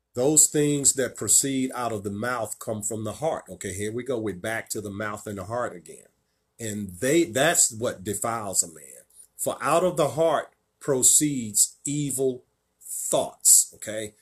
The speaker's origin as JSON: {"language": "English", "region": "Virginia", "country": "United States", "said": "my home state of Virginia"}